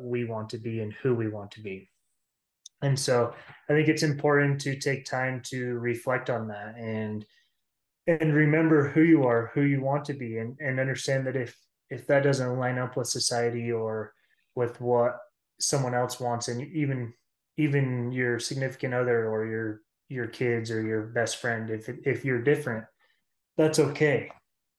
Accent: Star Valley, Wyoming, United States; I grew up in Star Valley, so lots of snow over here.

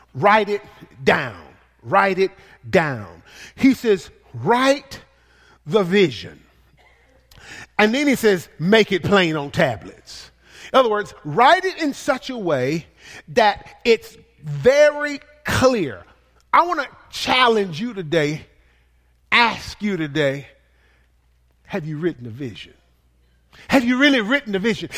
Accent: the South, United States; accent: country; I am from the South

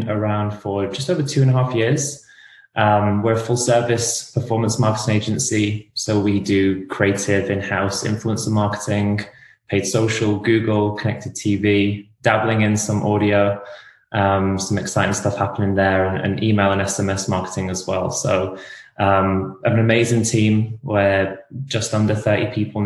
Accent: England, United Kingdom; moved away as an adult; now in United States; I'm not Australian. I'm from England.

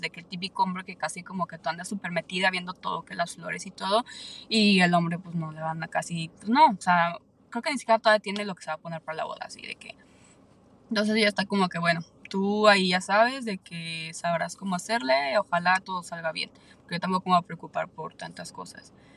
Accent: Aguascalientes, Mexico; now in San Antonio, United States; yo soy de México, entonces claramente casi toda mi familia vive allá en México, yo soy de Aguascalientes

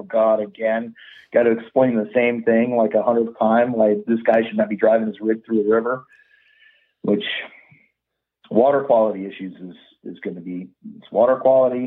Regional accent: Yosemite, California, United States; growing up in Yosemite

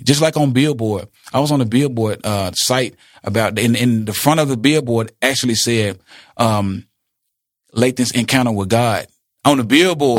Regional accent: Jackson, United States; Jackson, my hometown

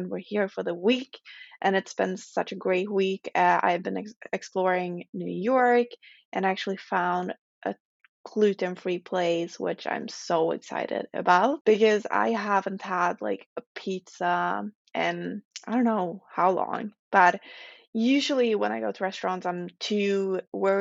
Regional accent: Sweden; accent: Swedish; English is a second language; I'm not a native English speaker, so excuse some of my errors, and I hope you will enjoy my lovely Swedish accent.

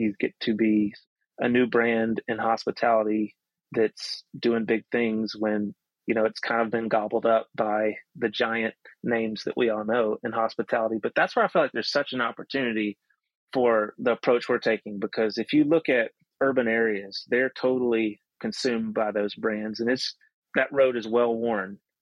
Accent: near the Appalachian Mountains, the South, United States; we grew up in the South, we grew up near the Appalachian Mountains

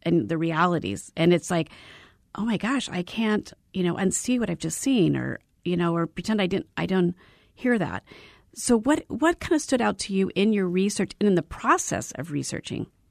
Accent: Arizona, United States; I was born and raised in Arizona

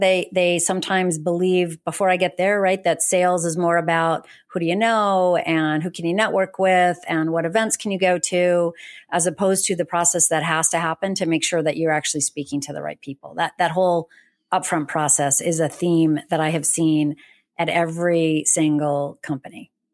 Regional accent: New England, United States; moved away; I grew up in New England. I think Boston is my home.

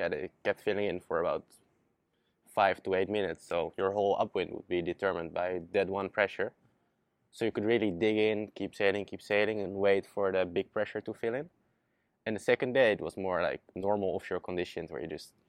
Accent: Zierikzee, Zeeland, Netherlands; I started sailing back in 2011 in my hometown Zierikzee, all the way in the south of Holland

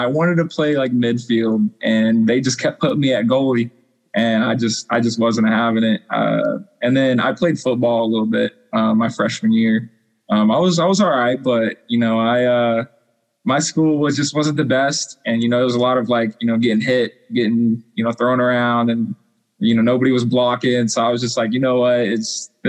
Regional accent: Wichita, Kansas, United States; moved away as an adult; also born or lived in La Junta, Colorado / Indianapolis, Indiana; I'm from Wichita, Kansas

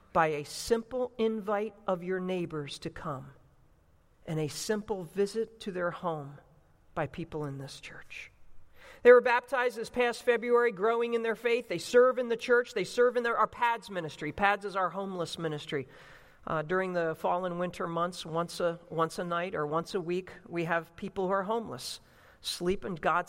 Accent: New Jersey, United States; now in Chicago, United States; growing up in South Jersey near Philadelphia

